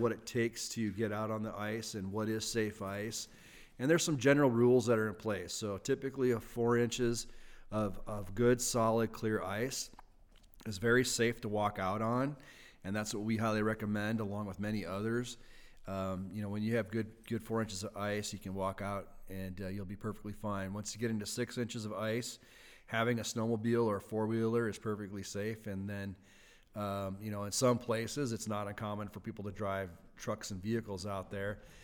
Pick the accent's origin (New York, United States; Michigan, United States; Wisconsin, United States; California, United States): Wisconsin, United States; moved away as an adult; now in Idaho, United States; I grew up in Wisconsin, uh, back in the Midwest